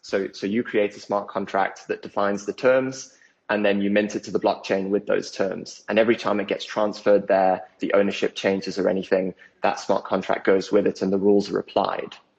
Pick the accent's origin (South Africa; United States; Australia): South Africa; also born or lived in United Kingdom; The family the family started out there before they moved over to the UK, which is where where I was born, and then I grew up in South Africa